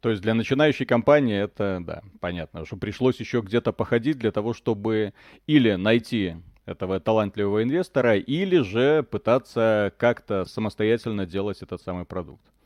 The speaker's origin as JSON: {"language": "Russian", "country": "Belarus", "said": "я, парень из Беларуси"}